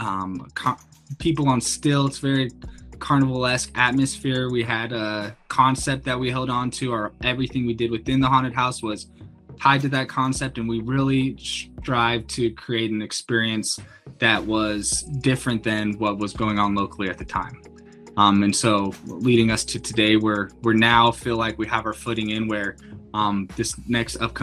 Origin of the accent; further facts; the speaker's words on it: Salt Lake City, Utah, United States; now in Medford, United States; I'm originally from Salt Lake City, Utah